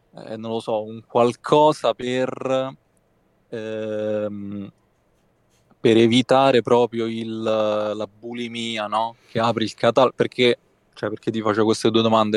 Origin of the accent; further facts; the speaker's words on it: Rome, Lazio, Italy; vengo da Roma, immagino lo, lo sentirai.